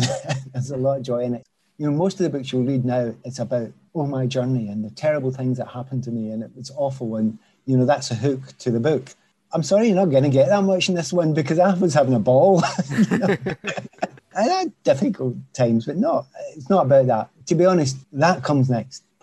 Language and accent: English; Scotland, United Kingdom; Scotland, I am Scottish and I want